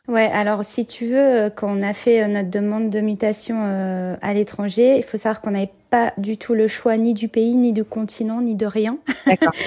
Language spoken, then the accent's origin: French; France; moved away as an adult; also born or lived in Senlis; now in Jerusalem, Israel; Je suis mariée et en fait on vient de France. On habitait euh, avant d'emménager ici en Israël